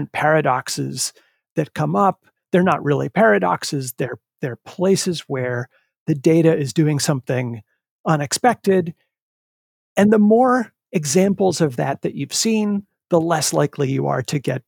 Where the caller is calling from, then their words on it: Needham, Massachusetts, United States; I am in Needham, just outside of Boston.